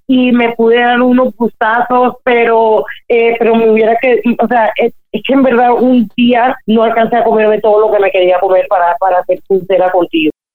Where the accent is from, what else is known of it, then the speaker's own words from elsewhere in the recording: Colombia; yo crecí en Colombia en esa época